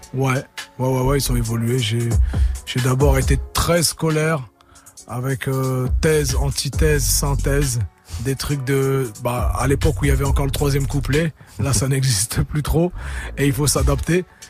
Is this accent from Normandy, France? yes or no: yes; Le Havre, Normandy, France; j'ai mon côté euh, normand, avrais, Je revendique ma ville depuis longtemps